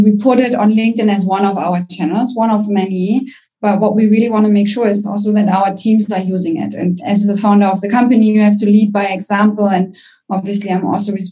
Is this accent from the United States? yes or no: no; Germany; accent: German; English is a second language; I'm German. You can probably hear it by my accent